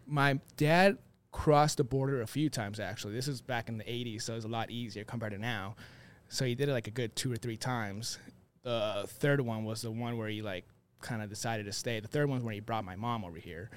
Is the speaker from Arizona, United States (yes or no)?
yes; Phoenix, Arizona, United States; born and raised here in Phoenix